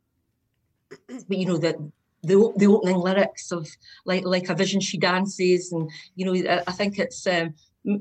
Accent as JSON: {"language": "English", "region": "Scotland", "country": "United Kingdom", "said": "from Scotland. I'm the Scottish version of Patty, maybe."}